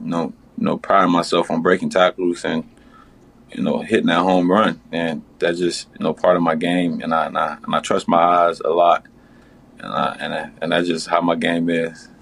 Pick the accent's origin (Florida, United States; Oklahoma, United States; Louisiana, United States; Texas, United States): Florida, United States; Miami; I'm from Miami